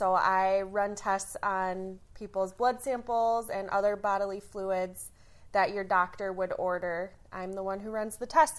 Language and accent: English; St. Clair Shores, Michigan, United States; I'm originally from just outside of Detroit, a city called St. Clair Shores. I grew up there my whole life.